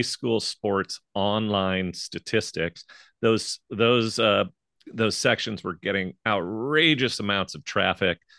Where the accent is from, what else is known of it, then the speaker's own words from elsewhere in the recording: St. Louis, Missouri, United States; moved away as an adult; I moved back to my hometown of Saint Louis, Missouri